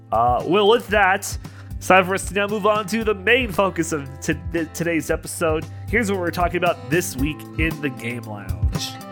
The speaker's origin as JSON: {"language": "English", "country": "Canada", "said": "I'm a Canadian"}